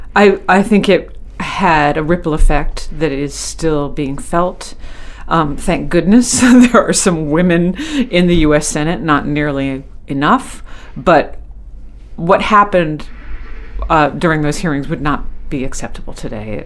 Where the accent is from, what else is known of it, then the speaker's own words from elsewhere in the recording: Skowhegan, Maine, United States; I grew up in the Skowhegan area in in rural central Maine